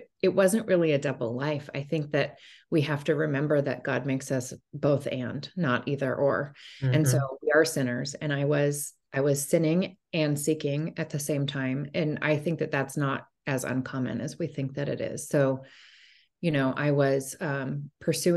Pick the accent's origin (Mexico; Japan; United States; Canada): United States; Portland, Oregon; also born or lived in Bay Area, California; I'm a Portland native. I was born and raised here, grew up here